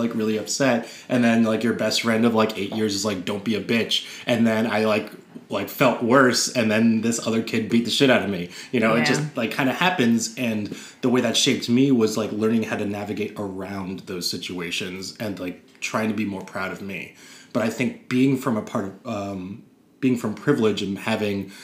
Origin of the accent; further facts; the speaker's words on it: New York City, New York, United States; I grew up in Park Slope